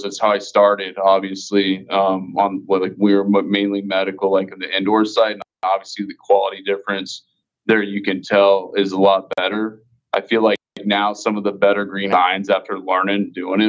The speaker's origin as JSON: {"language": "English", "region": "Kansas", "country": "United States", "moved": "yes", "lives_now": "Missouri, United States", "said": "I was from Kansas"}